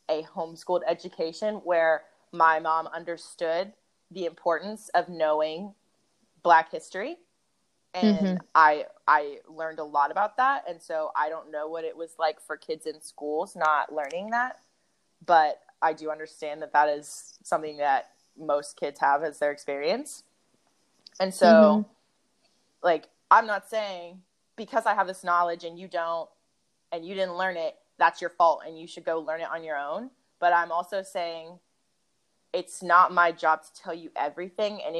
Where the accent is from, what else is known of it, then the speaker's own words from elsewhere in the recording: Memphis, Tennessee, United States; also born or lived in Chicago; we moved to Memphis when I was probably 3. But a lot of my culture is still very much Midwestern